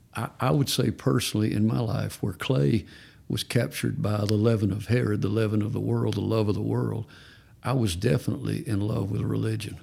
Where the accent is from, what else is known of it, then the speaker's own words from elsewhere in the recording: Georgia, United States; I'm from Georgia